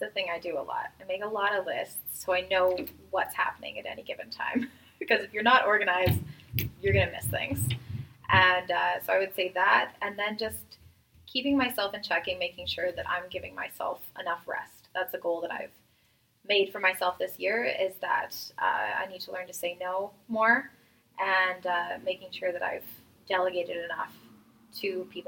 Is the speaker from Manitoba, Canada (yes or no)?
yes; Winnipeg, Manitoba, Canada; also born or lived in Vancouver; I'm from Winnipeg, Manitoba, born and raised.